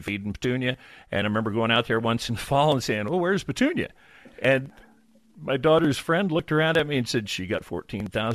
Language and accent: English; Illinois, United States; I grew up in Illinois, about as far from an ocean as you can get.